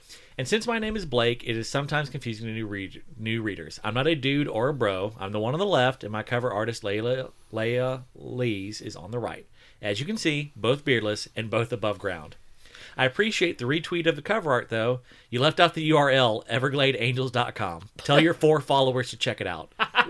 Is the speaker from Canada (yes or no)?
yes; Canada; I'm Canadian, and the artist is Italian.